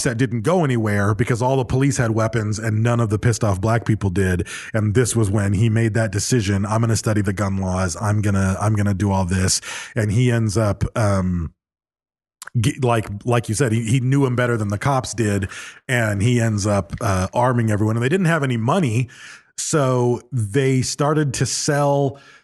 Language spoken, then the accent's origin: English; Michigan, United States; I grew up in Michigan